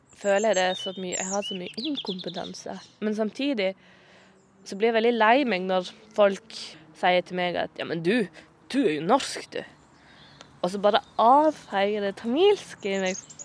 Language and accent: Norwegian; Moi, Agder, Norway; accent: Sørlandet dialect; Jeg er født og oppvokst på Moi, ei lita bygd i Norge